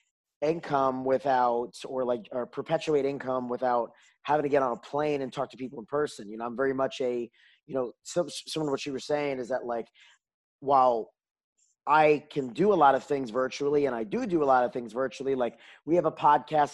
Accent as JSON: {"language": "English", "region": "New York", "country": "United States", "tie": "born or raised there", "also_born_or_lived": "Washington DC area, United States", "moved": "as an adult", "lives_now": "Houston, United States", "said": "I grew up in New York. I didn't say that before, but I grew up, I was 18 years in New York"}